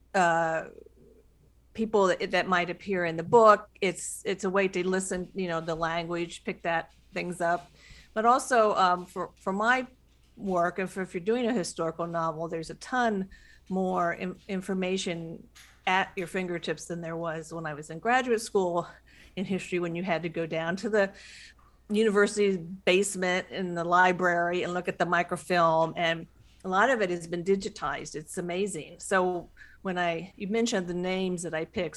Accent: Western Ohio, United States; I'm from the Western Ohio. I'm from the Midwest

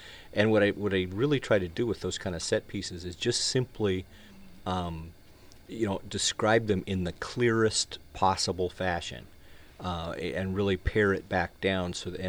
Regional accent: Wyoming, United States; the guy is a friend of mine that I grew up with in Wyoming

